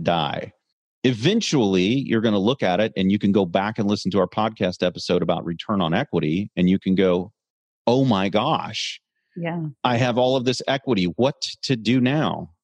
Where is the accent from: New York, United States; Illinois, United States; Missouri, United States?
Missouri, United States; Kansas City; I'm from Kansas City